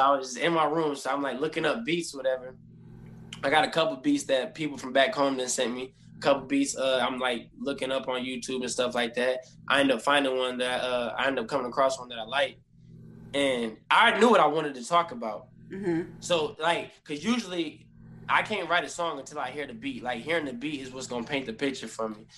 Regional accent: Toledo, Ohio, United States; I'm from Toledo, Ohio, born and raised.

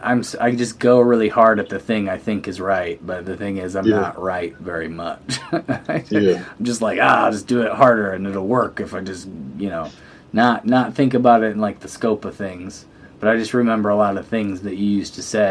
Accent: Pontiac, Illinois, United States; my hometown

